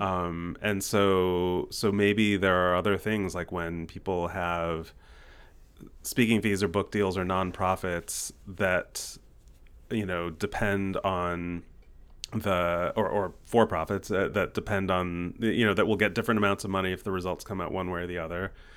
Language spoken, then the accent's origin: English; United States; we're American entrepreneurs